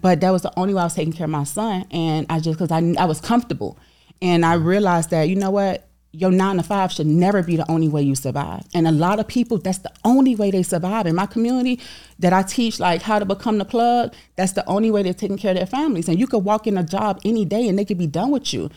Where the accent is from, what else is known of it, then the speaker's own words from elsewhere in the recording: Miami, Florida, United States; I'm from, I'm from Overtown, Miami